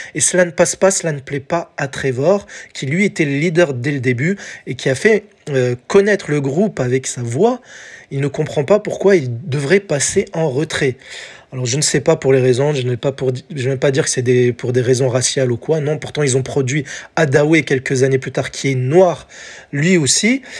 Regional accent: France; chez nous, en France

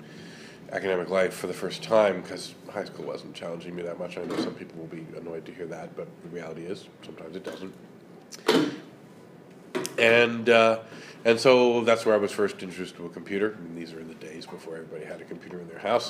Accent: Toronto, Ontario, Canada; I grew up in the suburbs of Toronto

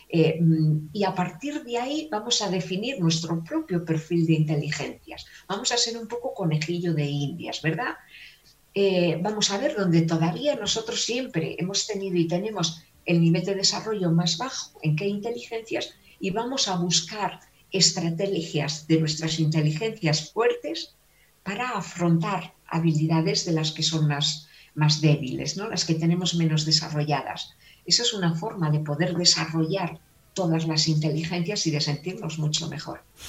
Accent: Valladolid, Castile and León, Spain; accent: castellana; also born or lived in Palencia; yo soy castellana, nacida en la provincia de, Palencia y he vivido en Valladolid toda mi vida

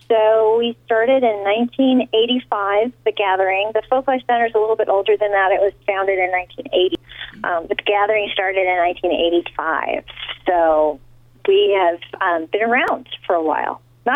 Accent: California, United States; also born or lived in the West; Well, I'm originally from California, but I've lived all over the West.

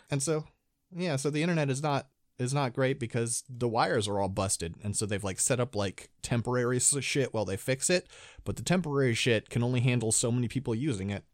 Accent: Midwest, United States; now in California, United States; I was born in California, now I live in California, but my youth growing up was spent in, uh, in the Midwest

